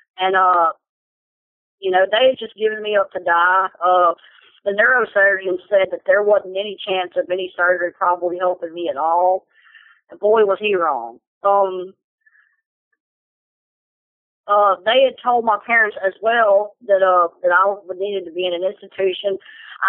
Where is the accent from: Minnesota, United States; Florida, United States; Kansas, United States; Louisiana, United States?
Louisiana, United States; Westboro; I'm from Westboro, Louisiana